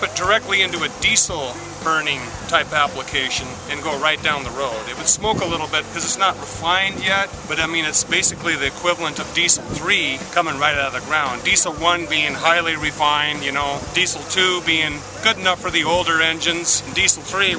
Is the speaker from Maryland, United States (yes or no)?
no; Seattle, Washington, United States; moved away as an adult; now in North Dakota, United States; Seattle, Washington.